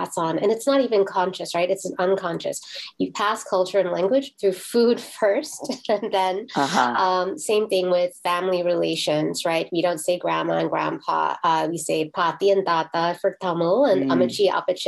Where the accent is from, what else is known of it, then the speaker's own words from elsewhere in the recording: Miami, Florida, United States; also born or lived in Brooklyn, New York; I grew up in Miami in South Florida